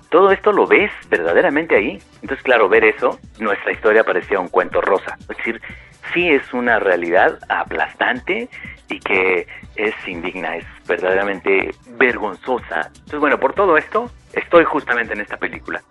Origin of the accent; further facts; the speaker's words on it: Mexico; mi país